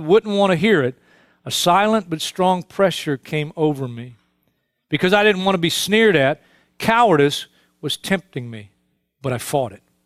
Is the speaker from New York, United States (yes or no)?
yes; New York City, New York, United States; I was born and raised in Brooklyn